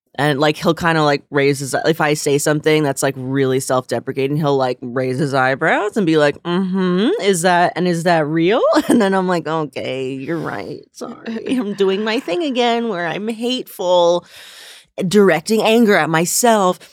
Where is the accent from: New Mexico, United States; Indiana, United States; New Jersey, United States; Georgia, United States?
New Jersey, United States; northern; now in New York, United States; I'm from northern New Jersey, but, like, very close by here